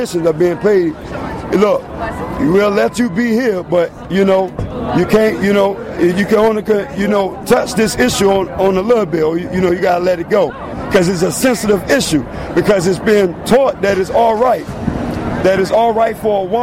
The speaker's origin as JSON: {"language": "English", "town": "Norfolk", "region": "Virginia", "country": "United States", "said": "I'm from Virginia, Norfolk, Virginia"}